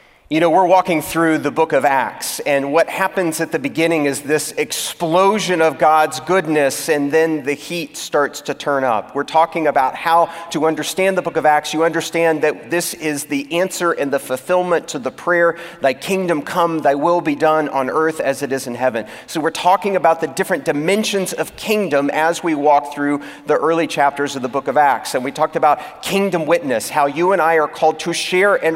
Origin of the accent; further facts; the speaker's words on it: Texas, United States; moved away as an adult; also born or lived in California; I moved from my home state of Texas to that of California